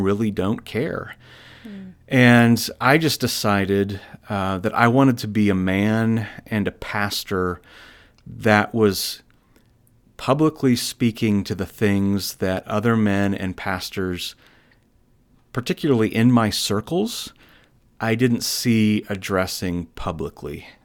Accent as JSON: {"language": "English", "region": "Iowa", "country": "United States", "tie": "born or raised there", "said": "I'm a native of Iowa"}